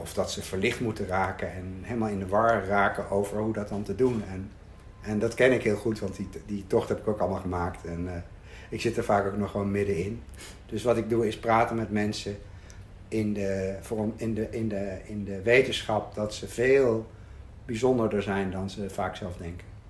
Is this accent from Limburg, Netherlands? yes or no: no; Arnhem, Gelderland, Netherlands; ik woonde in Arnhem. Ehm, ehm, ik ben geboren in Arnhem-Zuid in een flat. En daar heb ik tot mijn, weet ik veel, vierde, vijfde gewoond. Toen zijn we verhuisd naar een andere wijk